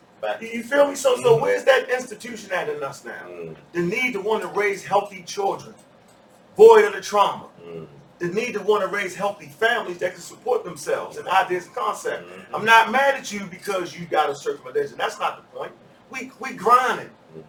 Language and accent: English; Baltimore, Maryland, United States; Like I came from Baltimore because it was like, man, how many times you gonna get shot and live, dude?